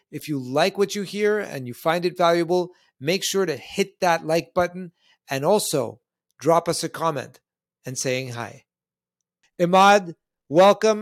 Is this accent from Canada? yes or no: yes; Canada; moved away; I'm originally Canadian myself, uh, born further north